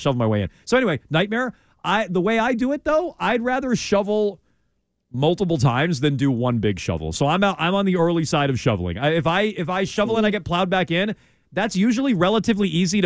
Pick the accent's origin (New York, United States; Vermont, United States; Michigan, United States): Vermont, United States; moved away; I grew up driving in Vermont